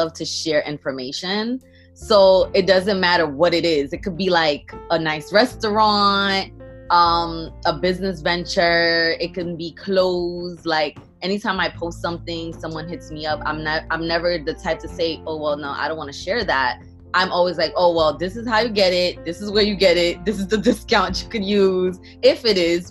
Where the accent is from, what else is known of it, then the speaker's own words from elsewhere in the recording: New York City, New York, United States; also born or lived in Port-au-Prince, Haiti; I am from Brooklyn, New York, but I was actually born in Haiti, Port-au-Prince, Haiti. I came here as a young kid. I believe I was second grade, whatever age that was. And I've been, you know, in Brooklyn ever since.